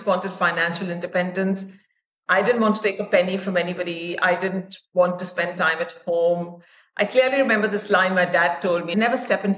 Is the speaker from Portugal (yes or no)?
no; India; moved away as an adult; also born or lived in Dubai; I am Indian. My family is Indian. I have not been living in India for 20 years now because I work for the ICC, which is headquartered in Dubai, and before that, for 10 sports. But I grew up in India. My dad was in the army